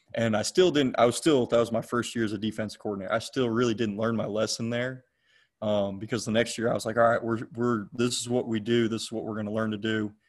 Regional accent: McDonough, Georgia, United States; also born or lived in Cleveland, Ohio; I'm originally from Cleveland, Ohio. I was born hmm. born there, lived there for about ten years till my family moved down to uh, Henry County, Georgia, where I lived in McDonough, and now I'm in Locust Grove. Um, I went to Eagles Landing High School in McDonough

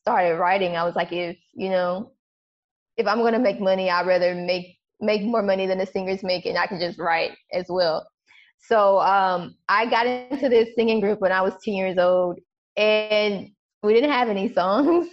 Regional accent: United States; being an American

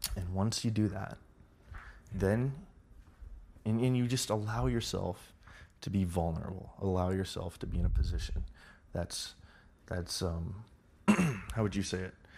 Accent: Los Angeles, California, United States; I was raised in Los Angeles.

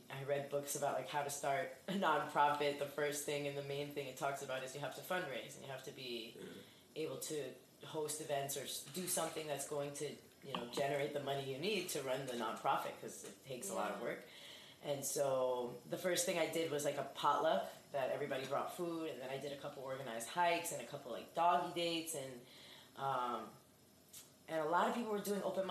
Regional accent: Elizabeth, New Jersey, United States; I'm from Union County. I'm from Elizabeth.

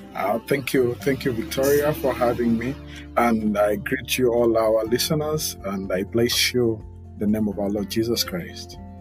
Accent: Uganda; I am Ugandan by birth, and uh, I was raised and born in Uganda

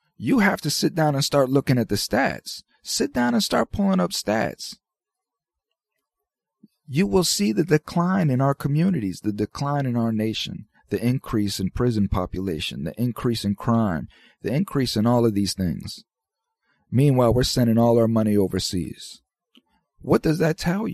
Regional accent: United States; as an American citizen

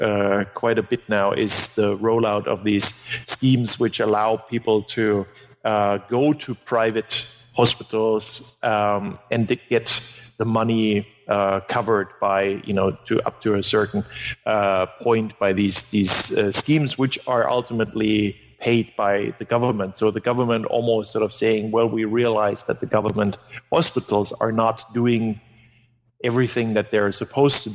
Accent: Germany; first language German; English is a second language; moved away; German is my mother tongue

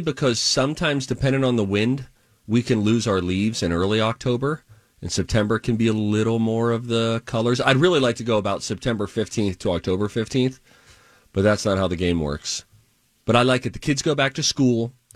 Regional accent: United States; We're both American.

